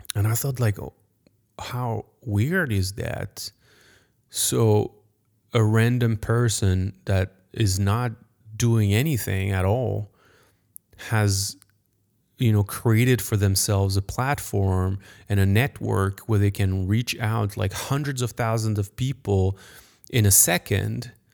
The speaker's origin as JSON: {"language": "English", "country": "France", "accent": "French", "second_language": "English", "said": "I'm French. Sorry for my accent"}